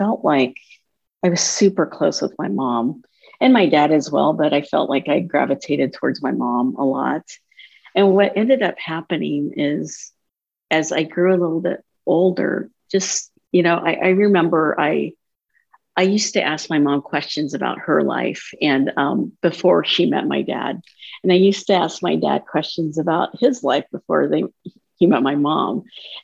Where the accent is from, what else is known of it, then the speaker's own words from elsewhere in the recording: Minden, United States; our experience growing up in Minden